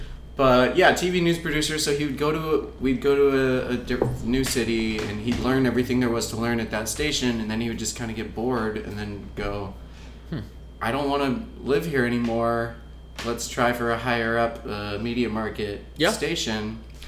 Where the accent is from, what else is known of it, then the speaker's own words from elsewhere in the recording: California, United States; born there; I was born in the Bay Area. We moved around a lot.